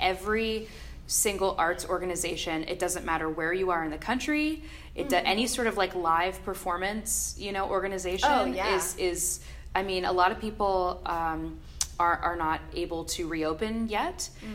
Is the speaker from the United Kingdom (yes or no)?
no; Maryland, United States; I grew up in Maryland